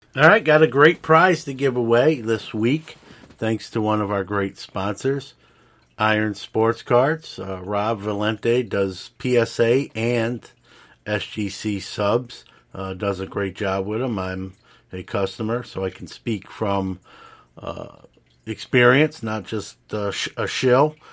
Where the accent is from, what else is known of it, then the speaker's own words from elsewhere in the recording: New York City, New York, United States; now in Syracuse, United States; I'm from New York City. I'm from Brooklyn originally. Uh, I'm in Syracuse now